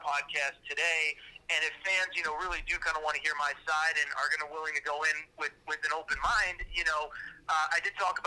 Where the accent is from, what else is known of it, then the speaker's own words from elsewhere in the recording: Connecticut, United States; I grew up in Connecticut.